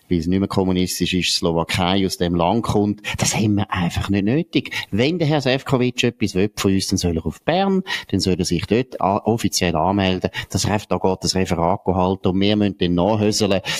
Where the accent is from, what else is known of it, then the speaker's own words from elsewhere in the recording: Germany; moved away as an adult; now in Switzerland; aber ich finde, als deutsche Einwandererin muss man sich da ein bisschen zurückhalten, selbst wenn man den Schweizer Platz schon lang, lang hat.